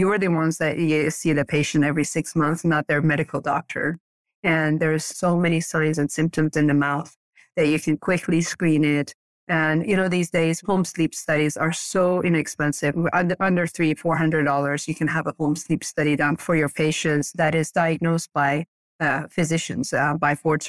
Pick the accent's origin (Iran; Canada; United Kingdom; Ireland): Iran; English is a second language; now in Portland, United States; Portland, Oregon. This has been my home for the past 35 years, but I'm originally from Iran. We moved here to U.S. after the revolution.